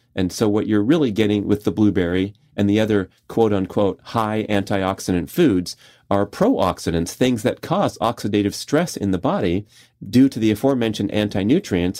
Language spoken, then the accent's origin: English; Southern California, United States; I grew up in Southern California where the major fast food chains all originated.